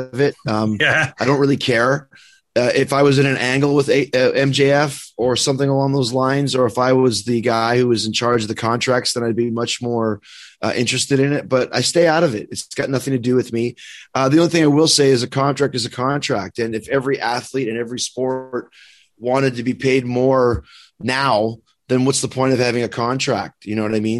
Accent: Winnipeg, Manitoba, Canada; I'm from Winnipeg, which is from the other side of the country.

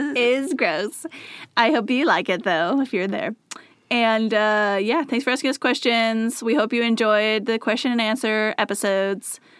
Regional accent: near Spokane, Washington, United States; it told me I was from Spokane, Washington, which is very close to where I'm from

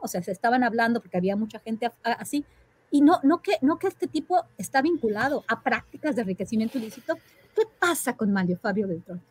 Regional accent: Mexico; en mi país

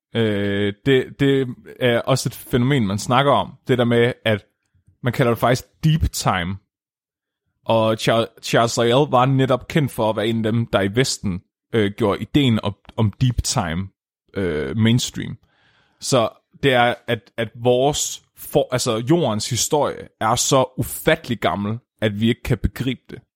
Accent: Nyby, Tåsinge, Southern Denmark, Denmark; moved away; mit barndomshjem i Ny Nyby

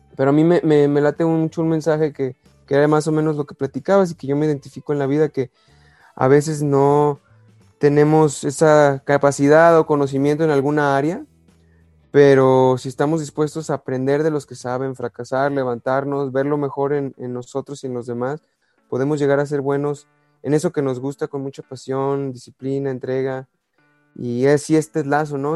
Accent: Guadalajara, Jalisco, Mexico; como soy de Guadalajara, pues soy de las Chivas

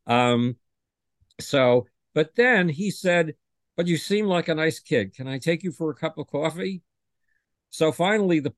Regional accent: Buffalo, New York, United States; Buffalo, New York, my hometown

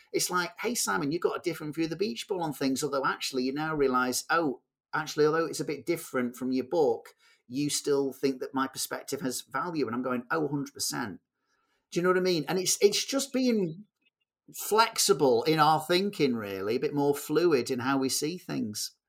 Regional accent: Manchester, North West England, United Kingdom; I'm a guy from Manchester

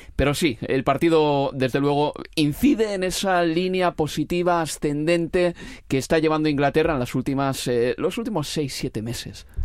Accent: Spain; los españoles tenemos

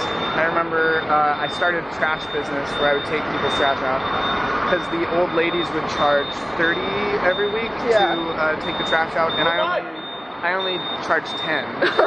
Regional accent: Hong Kong; also born or lived in North Carolina, United States; No, I was born in North Carolina. Oh. We moved to Hong Kong 3 months after I was born.

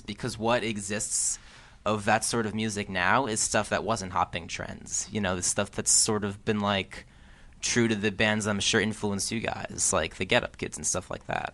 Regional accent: New Jersey, United States; where I grew up in New Jersey

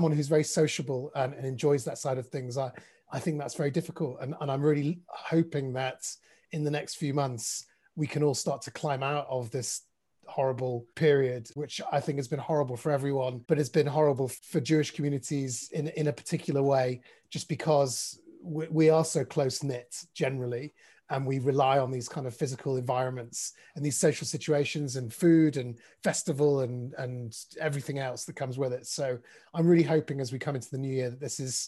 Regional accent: Manchester, North West England, United Kingdom; I was part of a shul in Bowdoin, where I grew up in Manchester

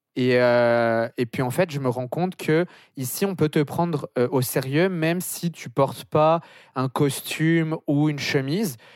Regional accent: France; moved away as an adult; now in Montreal, Canada; on est français

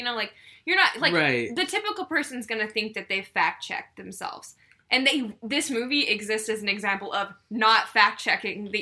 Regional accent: Texas, United States; growing up in Texas, like, in the middle of, like, pastures and stuff

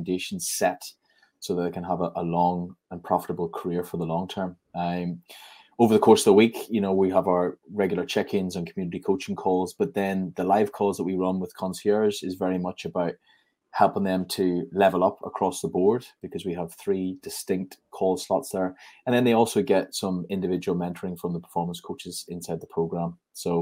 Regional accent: Armagh, Northern Ireland, United Kingdom; in my hometown, which is Armagh

